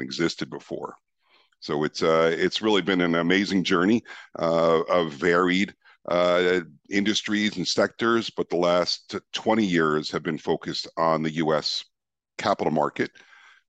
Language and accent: English; New York, United States; moved away as an adult; also born or lived in Amsterdam, Netherlands; I was born and raised in New York.